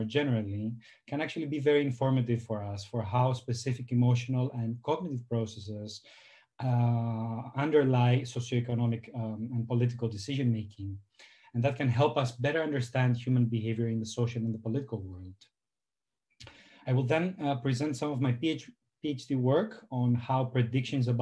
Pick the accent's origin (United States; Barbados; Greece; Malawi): Greece; moved away as an adult; now in Amsterdam, Netherlands; I'm from Greece